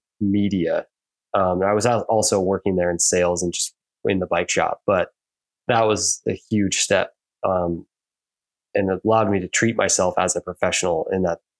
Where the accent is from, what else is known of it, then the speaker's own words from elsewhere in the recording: Darrington, Washington, United States; also born or lived in Spokane, Washington; now in Bellingham, United States; I grew up in Darrington, Washington, which is this tiny logging town